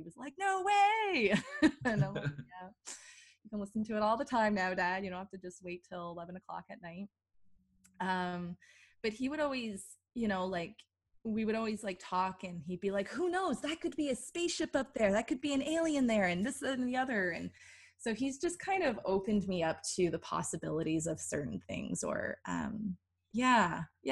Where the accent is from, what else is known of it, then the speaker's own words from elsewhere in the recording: Toronto, Ontario, Canada; oh, Toronto